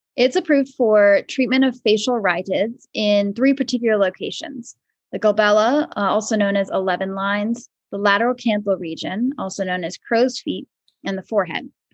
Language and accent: English; Maryland, United States; moved away as an adult; also born or lived in Vermont / Philadelphia, Pennsylvania; now in Danville, United States; I grew up in Maryland